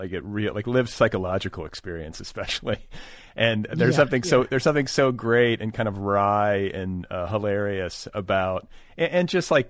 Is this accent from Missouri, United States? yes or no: no; Milwaukee, Wisconsin, United States; I was raised in Milwaukee